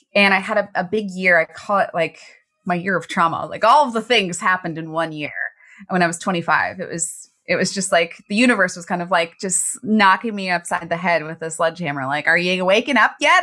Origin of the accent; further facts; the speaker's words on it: Baltimore, Maryland, United States; I grew up in Baltimore City, which was a very scary place in the eighties and nineties.